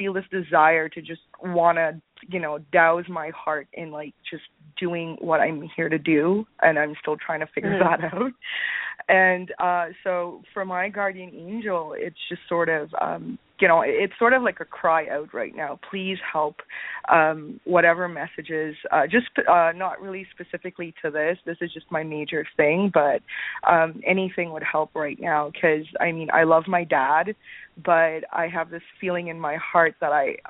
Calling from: Brampton, Ontario, Canada; I'm calling from Brampton, Canada.

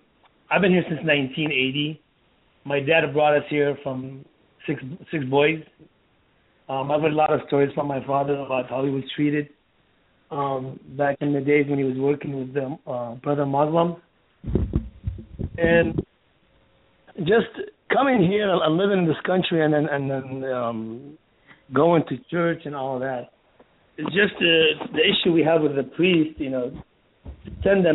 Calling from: San Diego, California, United States; I'm calling from San Diego, California.

